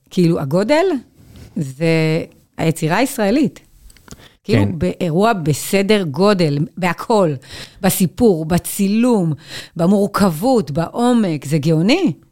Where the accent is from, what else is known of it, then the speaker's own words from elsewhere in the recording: Migdal HaEmek, Northern District, Israel; גדלתי במגדל העמק.